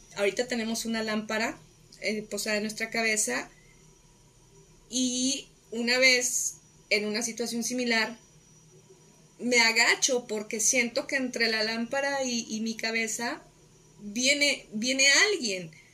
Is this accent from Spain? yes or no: no; Guadalajara, Jalisco, Mexico; la prepa, la hice en Prepa Jalisco, Prepa 1 de la Universidad de Guadalajara